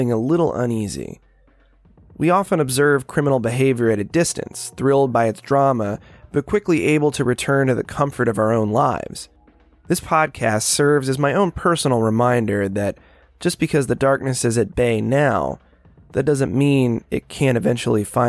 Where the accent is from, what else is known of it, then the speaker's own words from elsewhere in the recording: Daytona Beach, Florida, United States; Daytona Beach is my hometown, the world's most famous beach.